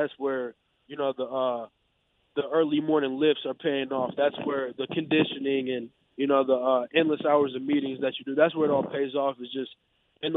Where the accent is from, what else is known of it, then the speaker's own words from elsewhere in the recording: Madison, Wisconsin, United States; Madison, just with that being my hometown and me growing up and going to some Badger games